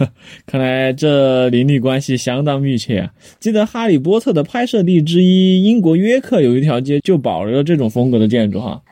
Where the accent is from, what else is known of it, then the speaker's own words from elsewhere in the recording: Chengdu, Sichuan, China; 咱们成都人